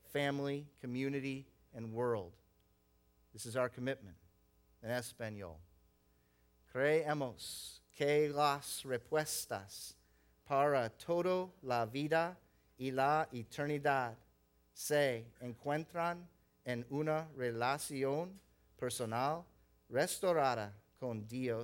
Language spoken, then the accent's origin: English; the South, United States; moved away; I grew up in the South.